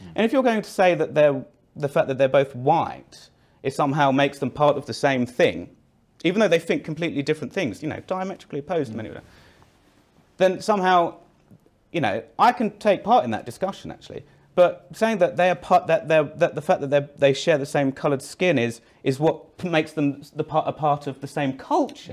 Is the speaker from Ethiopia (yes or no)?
no; Eltham, London, United Kingdom; I'm from Elton, but I went to sixth form.